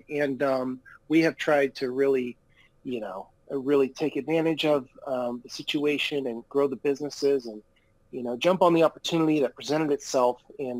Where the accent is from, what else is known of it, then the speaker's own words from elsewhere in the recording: San Diego, California, United States; also born or lived in San Clemente; So I was able to learn how to surf when I was growing up in San Diego and San Clemente.